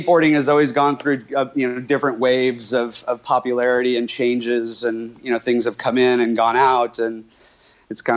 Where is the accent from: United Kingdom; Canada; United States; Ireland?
United States; New York; moved away; also born or lived in California; as a kid in the, you know, mid late 70s when I was growing up in New York